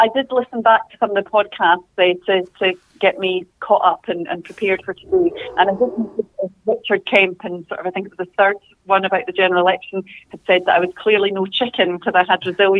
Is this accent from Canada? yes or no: no; Scotland, United Kingdom; Obviously, I am a Scottish MP, so there is that aspect of what's happening here